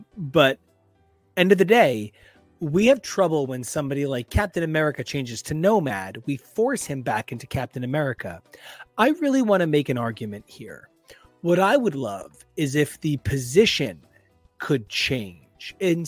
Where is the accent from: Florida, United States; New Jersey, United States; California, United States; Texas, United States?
New Jersey, United States; So I'm from New Jersey.